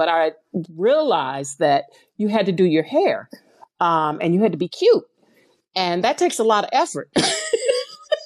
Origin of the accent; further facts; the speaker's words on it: St. Louis, Missouri, United States; I'm from St. Louis, Missouri